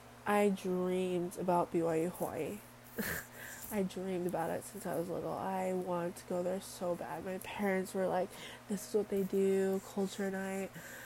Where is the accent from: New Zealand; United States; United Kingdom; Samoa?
Samoa; born there; I was born in Western Samoa. I am 100% Samoan from my DNA.